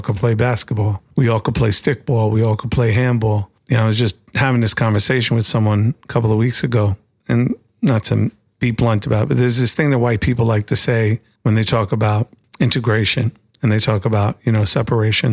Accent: New York City, New York, United States; growing up in Far Rockaway in the seventies and being a kid going to P S one ninety seven

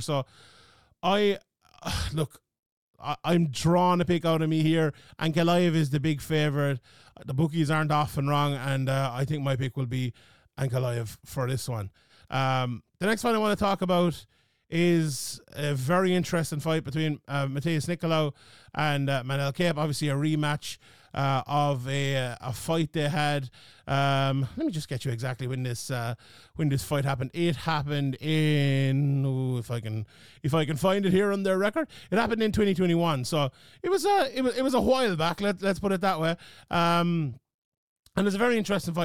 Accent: Ireland; my home country of Ireland

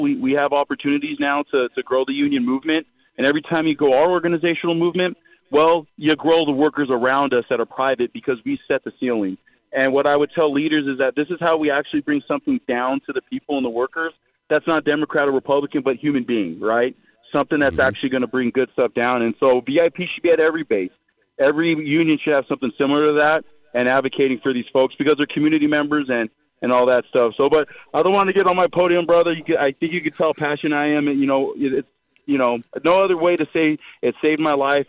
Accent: Long Beach, California, United States; growing up in Long Beach, California

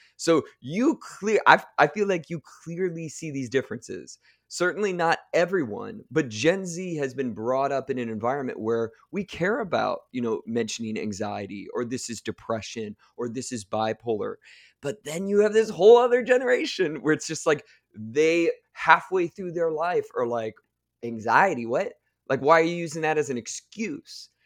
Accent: Akron, Ohio, United States; I grew up in the Midwest, uh, just outside Akron, Ohio

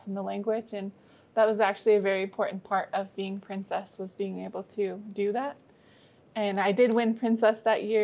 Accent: Lummi Nation, Washington, United States; I'm from the Lummi Nation.

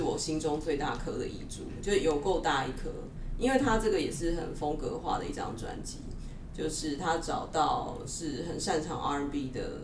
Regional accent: Taiwan; 我们台湾人就是对英国金榜就是有点无感

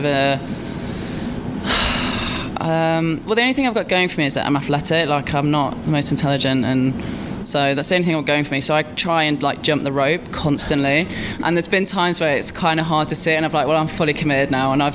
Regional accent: Derby, East Midlands, United Kingdom; I'm from Derby

